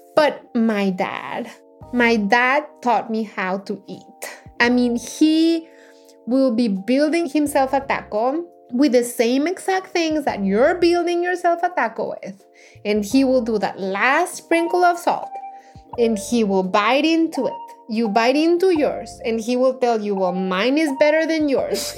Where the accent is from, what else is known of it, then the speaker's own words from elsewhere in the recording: Mexico; English is a second language; moved away as an adult; now in United States; I was, of course, born and raised in Mexico and consider myself fully Mexican.